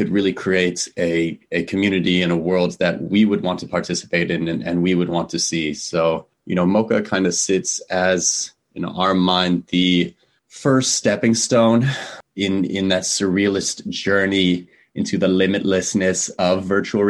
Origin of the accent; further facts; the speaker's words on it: Los Angeles, California, United States; moved away as an adult; also born or lived in New York; born and raised in Los Angeles, went to school, college in New York